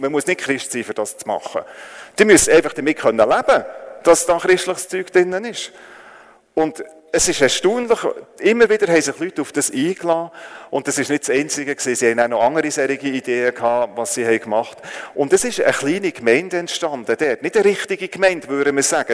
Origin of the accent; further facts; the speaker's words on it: Switzerland; also born or lived in Northern Thailand; weil ich als, Le als Schweizer Lehrer dort geschafft habe